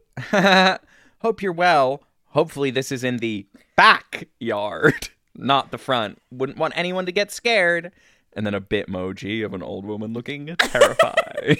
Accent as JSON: {"language": "English", "region": "Virginia", "country": "United States", "tie": "born or raised there", "moved": "yes", "lives_now": "Chicago, United States", "said": "when I was a boy, growing up in Virginia"}